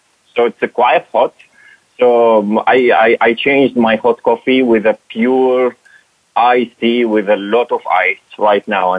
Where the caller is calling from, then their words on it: Dubai, United Arab Emirates; I'm calling from Dubai